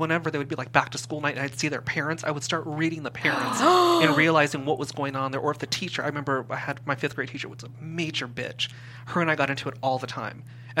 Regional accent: Simi Valley, California, United States; We moved from the Valley into Simi Valley

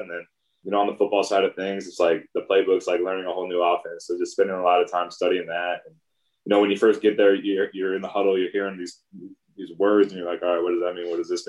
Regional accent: Indiana, United States; I grew up in Indiana, so like basketball was king.

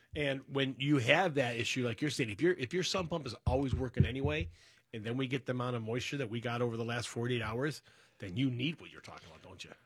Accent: Berkeley, United States; the house I grew up in over in Berkeley

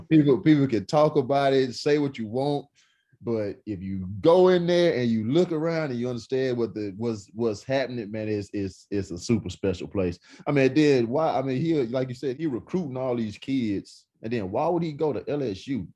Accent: East Texas, United States; I'm from East Texas

